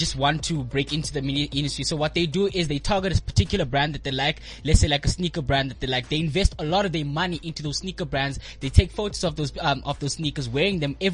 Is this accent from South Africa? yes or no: yes; Eastern Cape, South Africa; moved away as an adult; now in Johannesburg, South Africa; I'm from the Eastern Cape. I recently moved to Johannesburg this year, February.